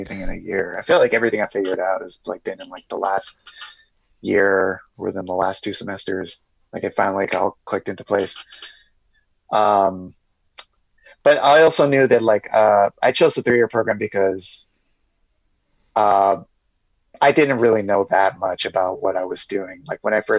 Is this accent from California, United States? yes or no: yes; San Diego, California, United States; also born or lived in New York; San Diego's basically my hometown. I've lived here my whole life.